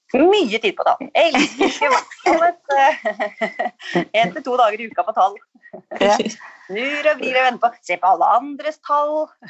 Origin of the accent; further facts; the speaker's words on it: Skjåk, Innlandet, Norway; also born or lived in Oslo; now in Holmestrand, Norway; Jeg er fra Skjåk oppe i Gudbrandsdalen, så jeg savna litt livet på landet